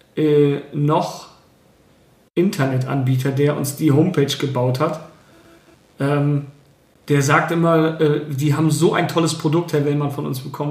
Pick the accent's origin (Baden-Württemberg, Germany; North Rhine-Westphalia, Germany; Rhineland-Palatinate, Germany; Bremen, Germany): Bremen, Germany; Ich bin selber auch dort in der Nähe aufgewachsen